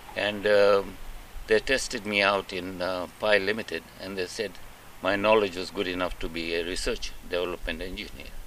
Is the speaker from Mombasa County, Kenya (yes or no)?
yes; Mombasa, Mombasa County, Kenya; moved away as an adult; also born or lived in Nairobi, Kenya / Uganda; I was born in Mombasa